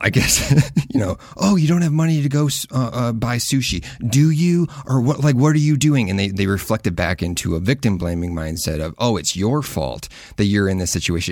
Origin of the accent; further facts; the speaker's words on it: Midwest, United States; I grew up in the Midwest